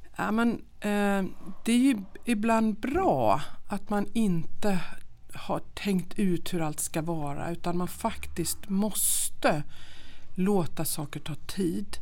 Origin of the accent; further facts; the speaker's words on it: Jönköping, Jönköping County, Sweden; moved away as an adult; also born or lived in Linköping; now in Dalarna, Sweden; Jag är uppvuxen i Jönköping